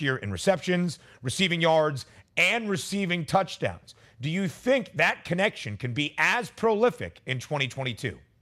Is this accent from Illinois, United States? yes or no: no; California, United States; my home state of California